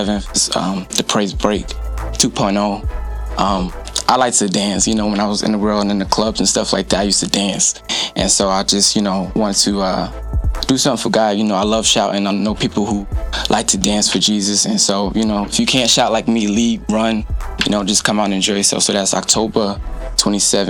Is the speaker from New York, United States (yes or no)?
yes; New York, United States; moved away as an adult; I'm from New York, born and raised. I've been here a couple years